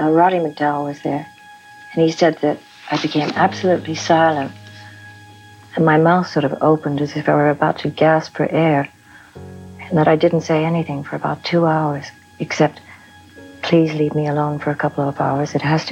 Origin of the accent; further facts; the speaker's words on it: United Kingdom; I'm British